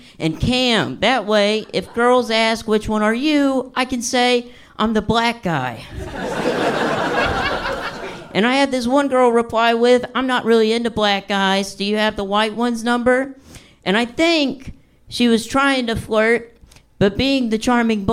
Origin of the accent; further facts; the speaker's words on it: Alabama, United States; now in Florida, United States; I'm from Alabama